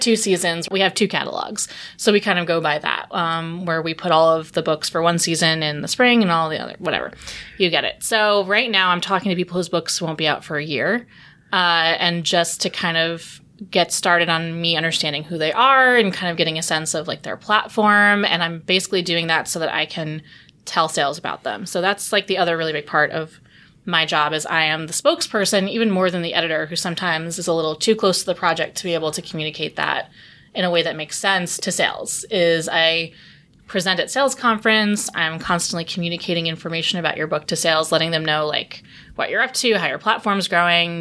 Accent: New York City, New York, United States; I came back home because I'm from Brooklyn

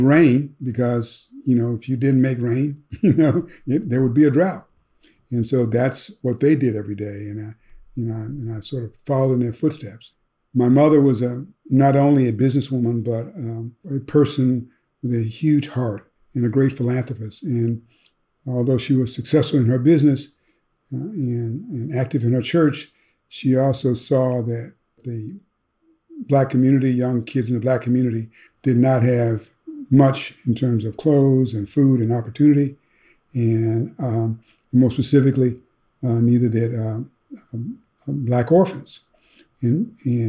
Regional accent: Memphis, Tennessee, United States; born and raised in Memphis, Tennessee

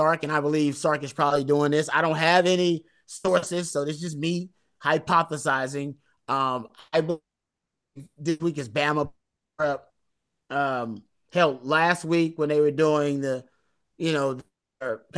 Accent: Houston, Texas, United States; I got friends in Houston because I'm from Houston

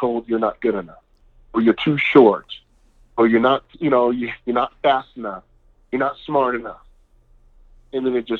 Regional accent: Seattle, Washington, United States; I grew up in the inner city of Seattle. I mean, Rainier Beach High School

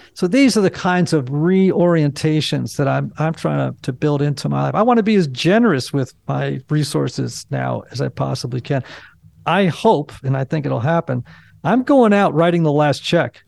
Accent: Greenwich, Connecticut, United States; I grew up in Greenwich, Connecticut

